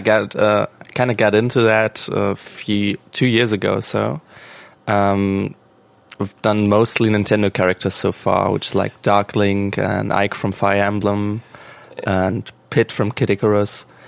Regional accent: Germany; English is a second language; we're from Germany

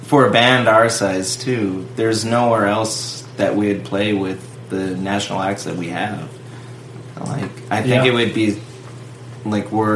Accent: Summit County, Colorado, United States; moved away; also born or lived in Kremmling, Colorado / Yuma, Arizona; I was actually born in Colorado. I was born in Kremlin, Colorado. I grew up in Summit County.

